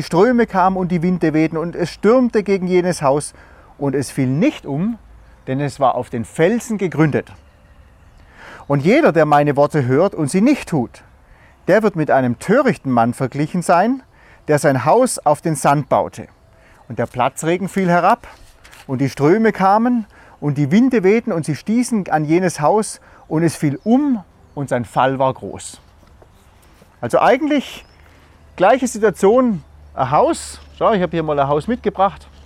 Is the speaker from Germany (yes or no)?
yes; Germany; Und wir als Deutsche, wir sagen natürlich, hey, wie kann man nur so bescheuert sein?